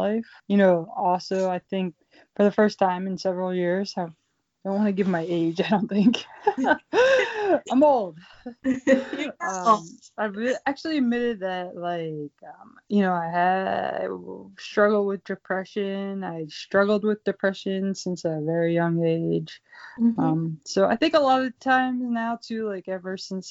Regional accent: Pittsburgh, Pennsylvania, United States; I grew up in Pittsburgh, Pennsylvania.

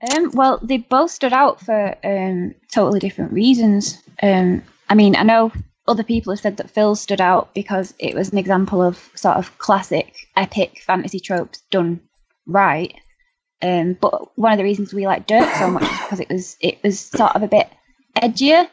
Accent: Manchester, North West England, United Kingdom; I'm from Manchester in the UK.

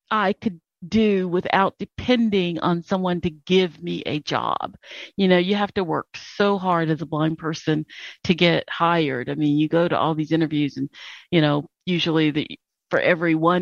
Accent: Charlotte, North Carolina, United States; moved away as an adult; also born or lived in Minnesota; I grew up in Charlotte, and I was mainstreamed

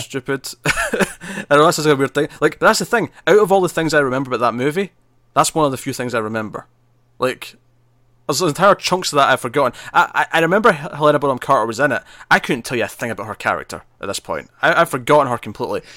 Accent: Scotland, United Kingdom; I'm Scottish

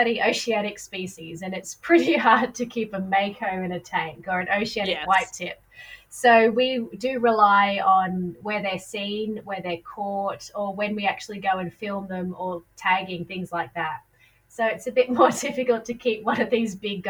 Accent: Queensland, Australia; moved away; I'm actually from Queensland, so, you know, the waters are warmer over there

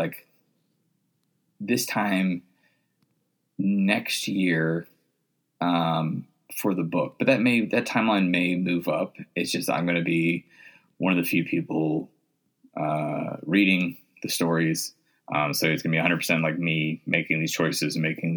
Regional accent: the South, United States; moved away as an adult; also born or lived in Virginia / Tennessee / Mississippi; now in Saint Paul, United States; I grew up in the South. I grew up in Virginia and Tennessee, and I went to college in Mississippi

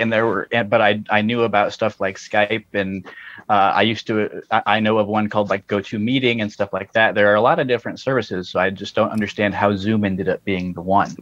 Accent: Colorado, United States; moved away as an adult; also born or lived in Ohio; now in Montana, United States; I grew up in Colorado uh, and I went to college in Ohio and now I'm in Montana

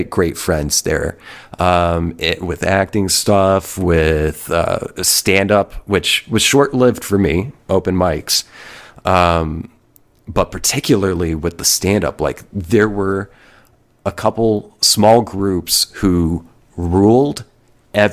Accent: Oklahoma, United States; also born or lived in New Jersey / Austin, Texas; When I was just before fifth grade, I moved from New Jersey to a small town here in Oklahoma

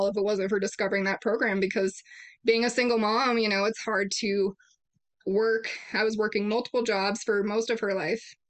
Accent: Colorado Springs, Colorado, United States; growing up in Colorado Springs, you know, we get a lot of weather extremes

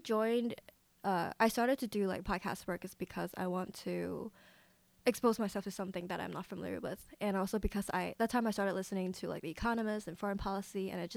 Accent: Hong Kong; also born or lived in Michigan, United States; now in Chicago, United States; I'm from Hong Kong.

